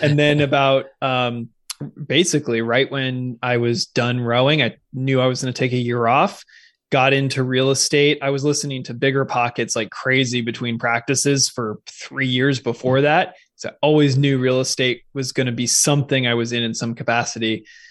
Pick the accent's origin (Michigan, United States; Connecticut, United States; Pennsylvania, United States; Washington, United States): Washington, United States; Seattle; moved away as an adult; also born or lived in California; I'm originally from the Pacific Northwest, so I grew up in Seattle, well, just on the east side of Lake Washington